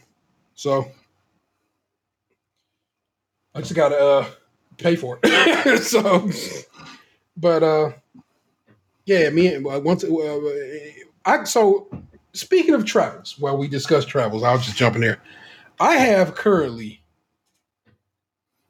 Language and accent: English; Grand Rapids, Michigan, United States; moved away; the town I was born in Grand Rapids, Michigan